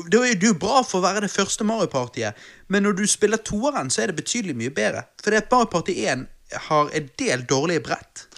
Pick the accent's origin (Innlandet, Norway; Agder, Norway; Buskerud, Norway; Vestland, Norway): Vestland, Norway; Bergen; Vi er bergensere